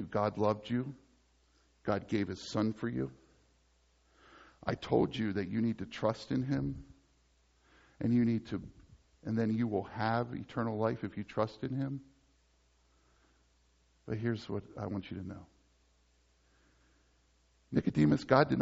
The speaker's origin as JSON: {"language": "English", "town": "Dover", "region": "Pennsylvania", "country": "United States", "moved": "yes", "said": "I come from Dover, Pennsylvania"}